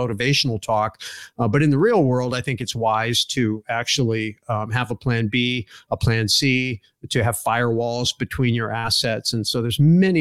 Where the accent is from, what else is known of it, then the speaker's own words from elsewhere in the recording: Silicon Valley, California, United States; moved away as an adult; now in Arizona, United States; I was born in Silicon Valley